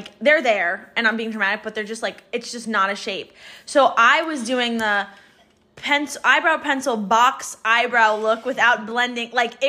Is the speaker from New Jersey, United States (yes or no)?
yes; New Jersey, United States; Yes, but we're from New Jersey.